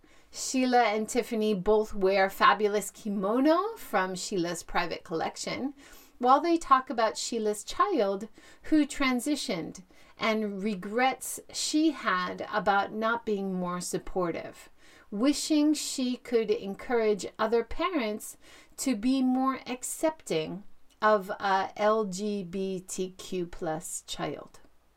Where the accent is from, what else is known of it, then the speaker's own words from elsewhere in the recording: Hawaii, United States; Growing up in Hawaii, at family gatherings, we were invited to join at the Chinin Family Restaurant in downtown Honolulu's Chinatown.